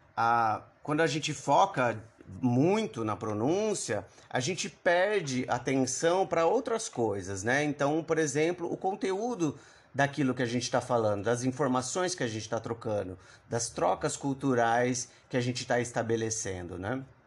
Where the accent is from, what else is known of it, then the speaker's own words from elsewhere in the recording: Brazil; eu vivo aqui, nasci e cresci no Brasil